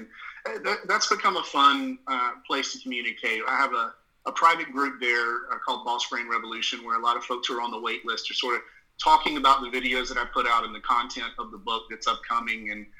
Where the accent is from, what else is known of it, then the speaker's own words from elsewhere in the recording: the South, United States; accent: Southern; which I found surprising given my Southern accent